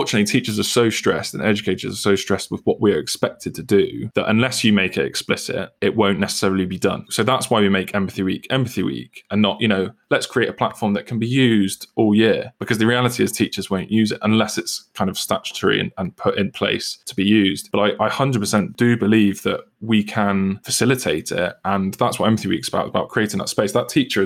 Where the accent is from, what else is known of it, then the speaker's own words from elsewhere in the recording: United Kingdom; I'm British